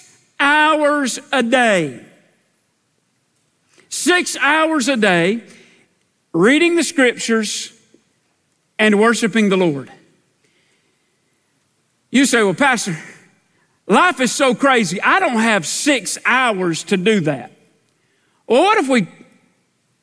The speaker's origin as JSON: {"language": "English", "area": "Dunning Mill Hill", "region": "South Carolina", "country": "United States", "tie": "born or raised there", "said": "I grew up on the Dunning Mill Hill"}